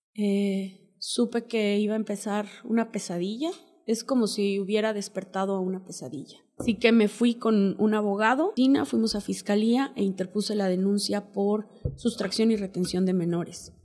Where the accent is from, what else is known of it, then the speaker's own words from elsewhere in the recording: Huasteca Potosina, San Luis Potosí, Mexico; moved away; Somos de origen náhuatl, somos de la Huasteca Potosina, somos una familia muy unida.